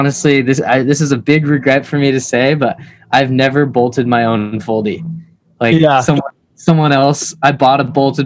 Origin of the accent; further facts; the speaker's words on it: Seattle, Washington, United States; also born or lived in Vietnam; I was adopted from Vietnam when I was 6 months old, and then I moved to Seattle and I've been here ever since.